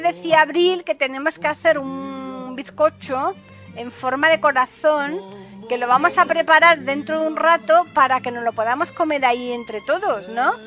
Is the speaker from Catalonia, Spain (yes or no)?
no; Andalusia, Spain; yo soy de aquí de Andalucía